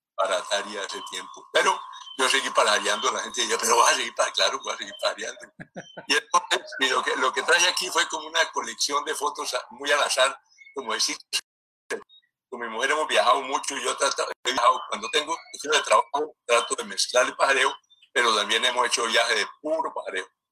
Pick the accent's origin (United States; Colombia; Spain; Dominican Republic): Colombia; Cali, Valle del Cauca; yo soy caleño, eh, hijo de caleños, de Cali